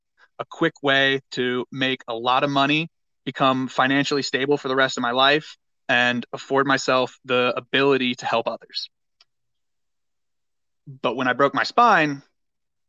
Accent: North Carolina, United States; moved away as an adult; also born or lived in Denver, Colorado; I grew up in North Carolina

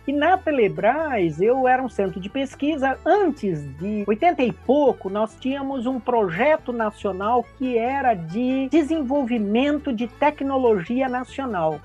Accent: Bauru, São Paulo, Brazil; also born or lived in Andradina; eu nasci em Andradina e depois, mais ou menos, por volta de 10 anos, é, meu pai foi transferido para Bauru. Aí eu vivi grande parte, né, até 18 anos, 19 anos em Bauru

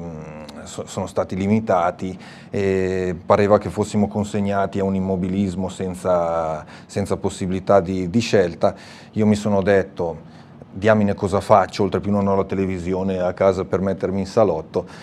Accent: Morbegno, Lombardy, Italy; io vengo dalla provincia di Sondrio, quindi una terra in salita

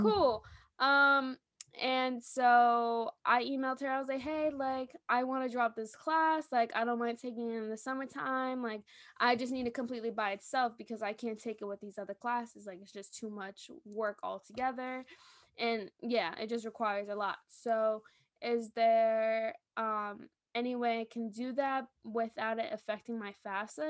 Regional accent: New York, United States; I'm from New York

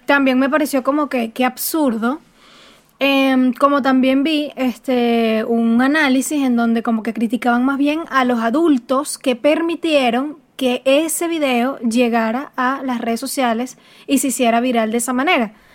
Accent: Venezuela; moved away

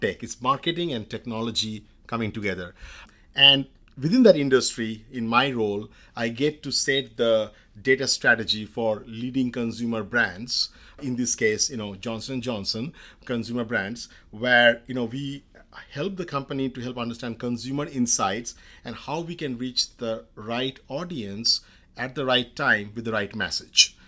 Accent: India; moved away as an adult; now in United States; I grew up in India in the late eighties

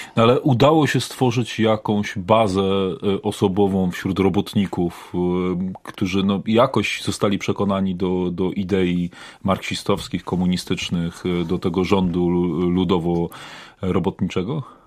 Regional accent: Poznań, Greater Poland, Poland; sam jestem poznaniakiem, e, rodem

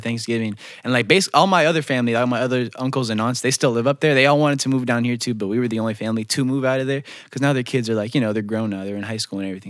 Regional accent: Holly Springs, North Carolina, United States; also born or lived in North Bergen, New Jersey; We moved down here when I was seven, and then just moved over to Holly Springs, uh, when I was eight. But yeah, I've just been down here basically my whole life now

